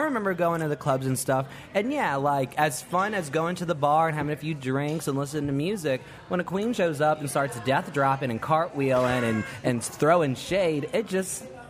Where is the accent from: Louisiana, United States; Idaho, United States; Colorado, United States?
Louisiana, United States; New Orleans; And I'm from New Orleans.